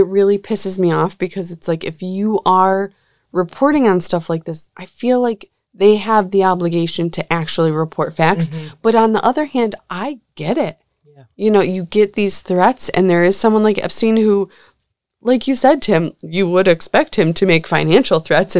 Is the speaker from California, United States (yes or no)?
no; Coney Island, New York, United States; I'm from Coney Island.